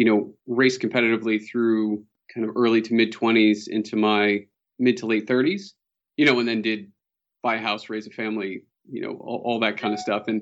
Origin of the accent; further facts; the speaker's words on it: Boston, Massachusetts, United States; So, uh, born and raised in Boston, Massachusetts. Uh, somehow I've avoided the Boston accent for the most part.